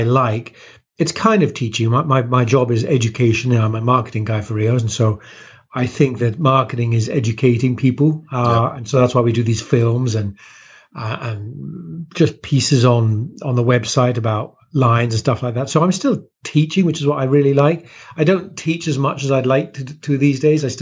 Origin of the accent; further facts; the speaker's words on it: West Country, Devon, South West England, United Kingdom; moved away; also born or lived in Kent, England; I was born in Kent, which is near London, but moved to southwest England when I was a nipper.